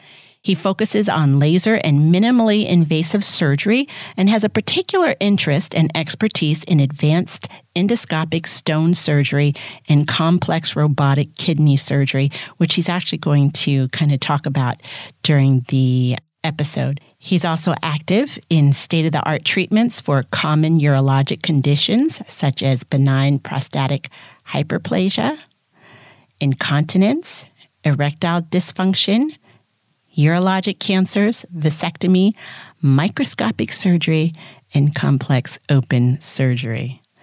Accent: Westchester, New York, United States; I was born in Westchester.

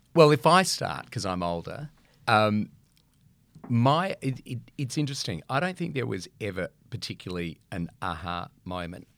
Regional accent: Adelaide, South Australia, Australia; moved away as an adult; now in Melbourne, Australia; growing up in Adelaide

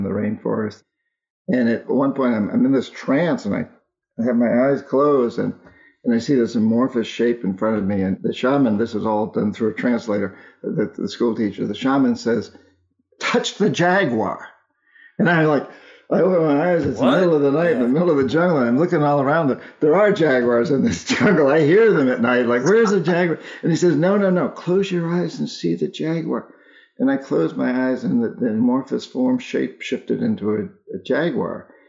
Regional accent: New Hampshire, United States; since I was a boy growing up in New Hampshire

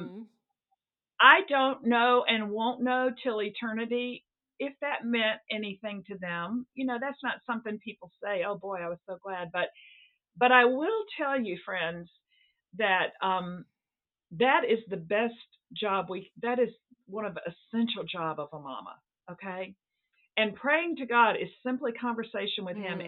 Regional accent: the South, United States; also born or lived in Seattle; now in New England, United States; it's not the Bible Belt where I grew up in the South

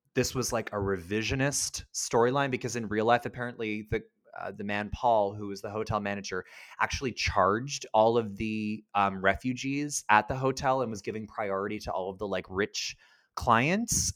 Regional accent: Canada

